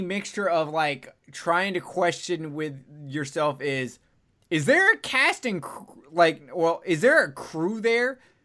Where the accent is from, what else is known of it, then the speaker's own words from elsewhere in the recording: Alabama, United States; I'm from Alabama